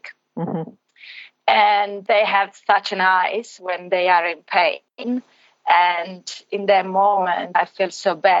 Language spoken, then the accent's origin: English; Italy; English is a second language; I'm from Italy originally.